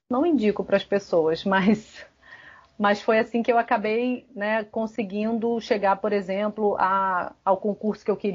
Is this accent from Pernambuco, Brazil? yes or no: no; Rio de Janeiro, Brazil; now in Ceará, Brazil; Eu venho do Rio de Janeiro para o interior do Ceará e eu, como bióloga, tentei me encaixar num perfil padronizado do biólogo